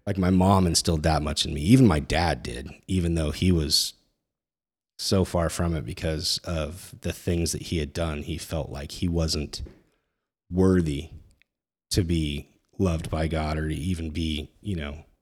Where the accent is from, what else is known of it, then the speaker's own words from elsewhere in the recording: Northern California, United States; I grew up in Northern California in, you know, the eighties and nineties